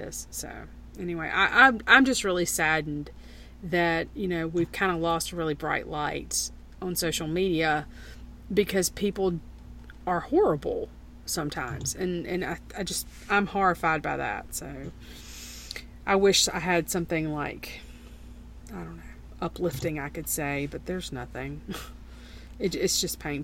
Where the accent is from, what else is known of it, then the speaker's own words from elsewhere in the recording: United States; as an American in general